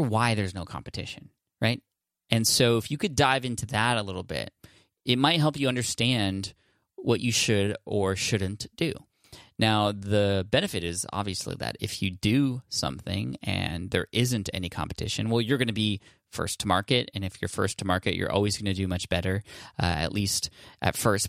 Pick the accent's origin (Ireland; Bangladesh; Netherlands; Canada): Bangladesh; from Bangladesh